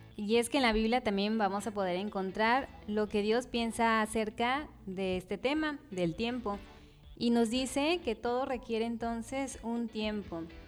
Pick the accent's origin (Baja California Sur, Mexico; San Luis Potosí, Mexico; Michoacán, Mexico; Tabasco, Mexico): Tabasco, Mexico; Somos tabasqueños, mexicanos, amamos al Señor